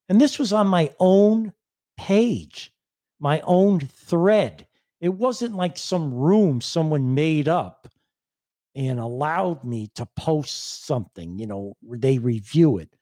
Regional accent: Greenwich, Connecticut, United States; also born or lived in Hartford; I was born in Greenwich

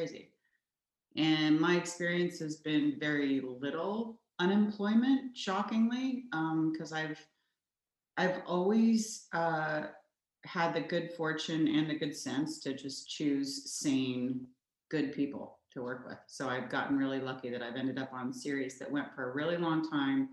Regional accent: Oklahoma, United States; I grew up in Oklahoma

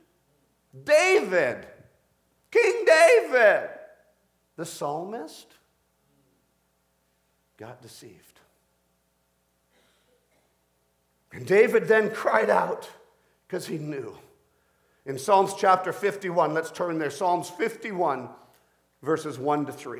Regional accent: Colombia; now in Canada; as a Canadian to visit my own birth country of Colombia.

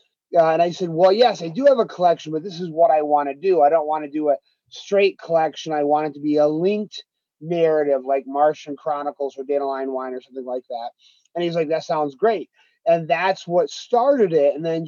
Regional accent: Harpersville, New York, United States; also born or lived in Castle Creek, New York; as a kid growing up in Harpersville, areas, you know, where I live now in Castle Creek, New York, and Binghamton, New York

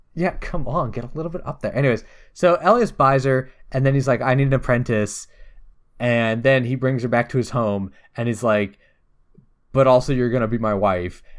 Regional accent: United States; I'm an American.

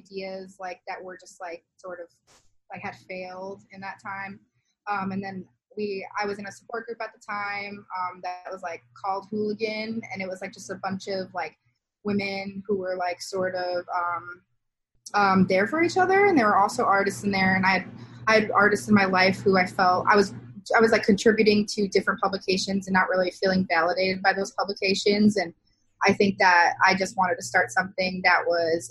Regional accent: Kenosha, Wisconsin, United States; It was my hometown

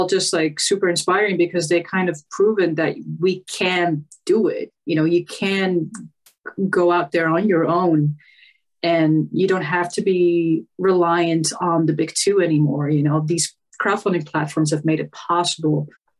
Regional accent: Netherlands; I'm from the Netherlands in case you didn't know.

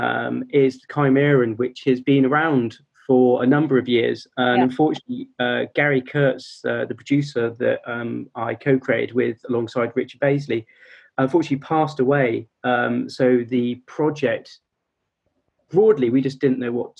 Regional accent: United Kingdom

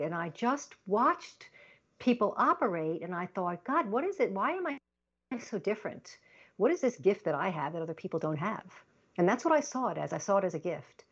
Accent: Long Island, New York, United States; also born or lived in Baltimore, Maryland; I was born in Baltimore, Maryland, but I grew up in Long Island, New York.

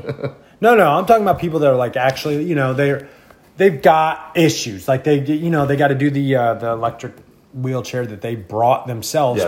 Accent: Indiana, United States; I'm from Indiana.

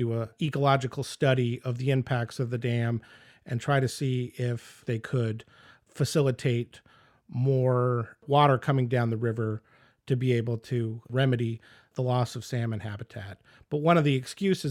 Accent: Anchorage, Alaska, United States; I grew up in Anchorage

